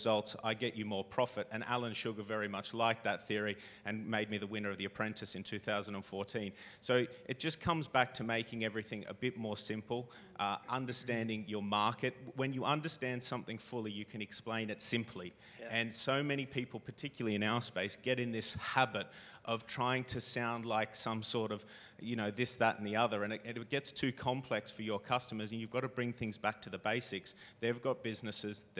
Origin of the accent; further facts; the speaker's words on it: Australia; moved away as an adult; now in United Kingdom; I came over here from Australia as a backpacker